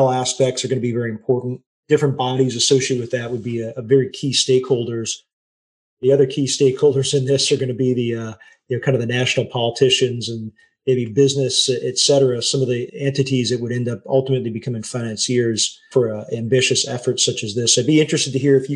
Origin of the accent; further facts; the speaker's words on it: Northern Michigan, United States; I grew up in Northern Michigan, but I grew up in a very small town.